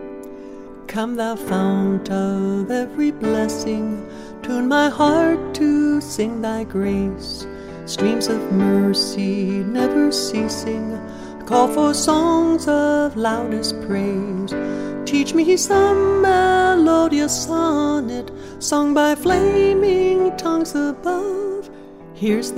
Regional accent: Maryland, United States; moved away; I was from Maryland

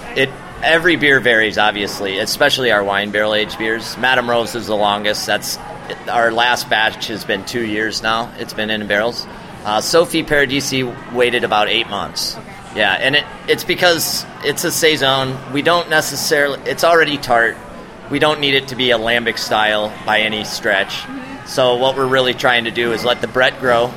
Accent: Midwest, United States; moved away as an adult; also born or lived in Denver; I'm from the Midwest

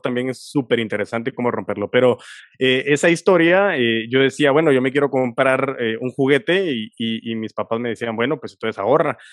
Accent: Guatemala; sé que nací en Guatemala por algo y para algo

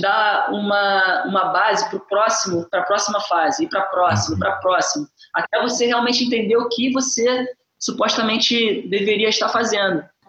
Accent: Brazil; now in Singapore; Eu penso muito nas pessoas do Brasil, é lógico, porque é o uhum. lugar da uhum. onde eu venho, de onde eu venho

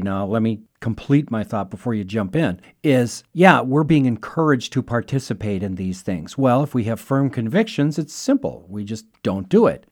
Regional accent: United States; as Americans, we are fiercely independent

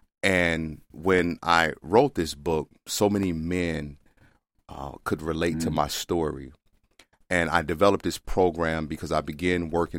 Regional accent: the South, United States; See, I grew up in the South with black men that didn't talk.

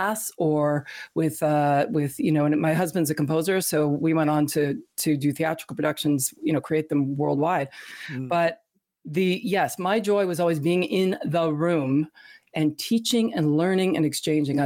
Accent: Canada; I grew up in Canada, actually, in the performing arts.

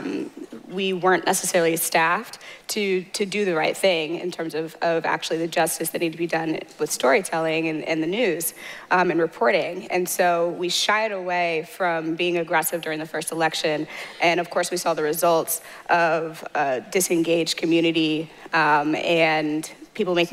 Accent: St. Louis, Missouri, United States; moved away as an adult; also born or lived in Mountain View, California / San Francisco Bay Area; now in San Francisco, United States; I'm from St. Louis, Missouri. And I moved from the St. Louis to the Bay

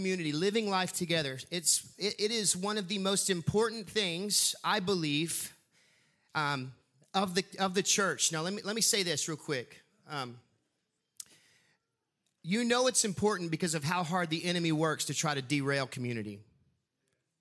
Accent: Huntsville, Texas, United States; growing up in Huntsville watching prisoners get released from prison

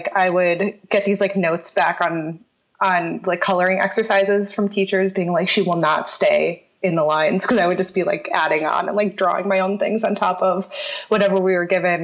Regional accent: Aurora, Illinois, United States; moved away; I grew up outside of Chicago

